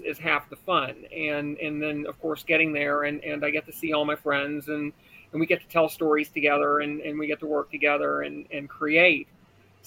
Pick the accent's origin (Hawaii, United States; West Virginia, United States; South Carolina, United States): West Virginia, United States; I'm actually originally from West Virginia